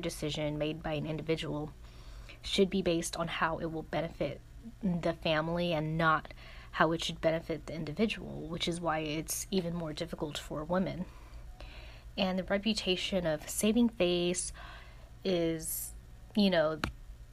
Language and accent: English; United States; growing up here, I identified more as just American